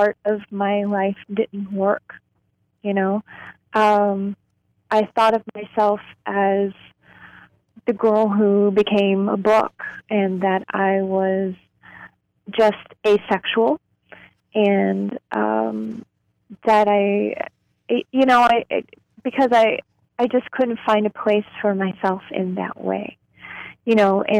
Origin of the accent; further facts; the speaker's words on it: Louisville, Kentucky, United States; I grew up in Louisville, Kentucky.